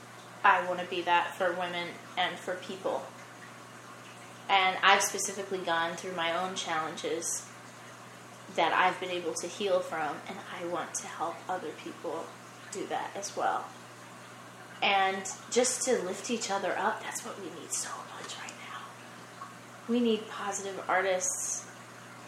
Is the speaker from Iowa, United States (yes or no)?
yes; Dubuque, Iowa, United States; moved away as an adult; also born or lived in Vilseck, Germany; now in Los Angeles, United States; I started studying in Dubuque, Iowa, my hometown